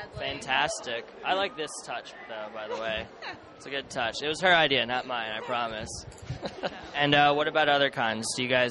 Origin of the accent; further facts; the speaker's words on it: Pennsylvania, United States; I'm from Pennsylvania